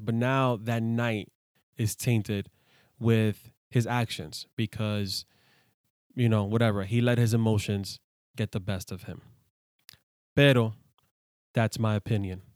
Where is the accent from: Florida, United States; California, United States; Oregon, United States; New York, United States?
New York, United States; New York City; I grew up in the hood, I grew up in the Bronx